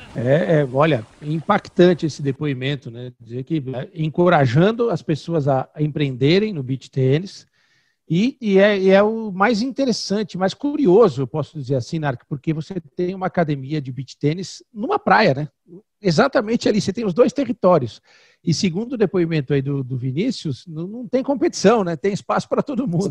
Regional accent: interior of São Paulo, Brazil; Eu sou do interior de São Paulo e moro em São

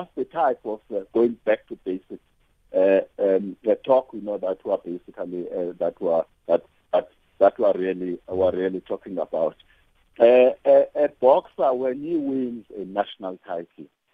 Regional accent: South Africa; a South African

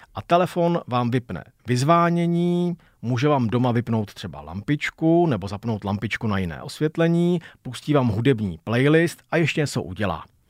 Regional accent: Czechia; first language Czech; u nás v Čechách

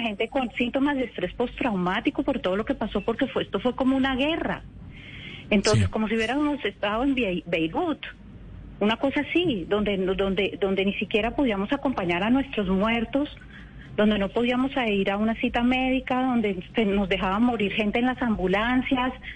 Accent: Cali, Valle del Cauca, Colombia; yo como colombiana, yo como caleña

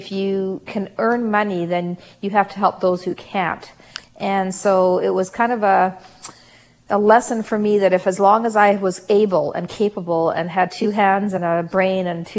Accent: Canada; also born or lived in South Africa; We literally had $50 to our family's name when we came to Canada from South Africa. I was not quite 3 years old

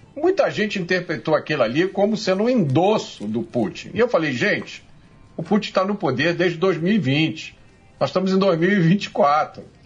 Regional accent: Brazil; nós, brasileiros

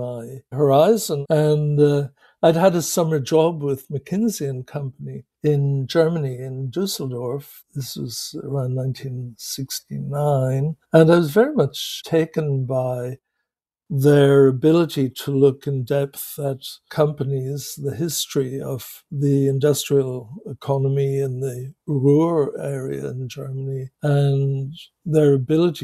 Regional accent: Belfast, Northern Ireland, United Kingdom; moved away as an adult; also born or lived in England / Ann Arbor, Michigan; I grew up in Belfast, went to Queen's University, and trained as an engineer, an electrical engineer

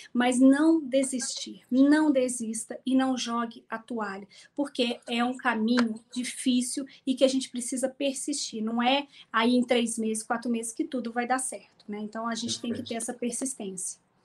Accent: Minas Gerais, Brazil; Eu sou mineira

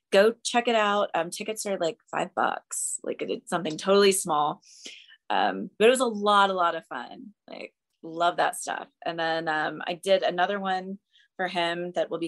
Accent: Memphis, Tennessee, United States; moved away; I grew up in Memphis.

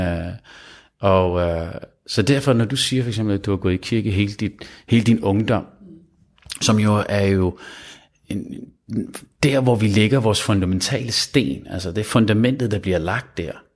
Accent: Copenhagen, Capital Region of Denmark, Denmark; jeg er født i København

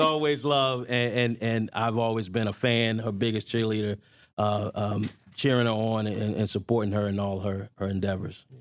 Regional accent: Newport News, Virginia, United States; I grew up in Newport News, Virginia

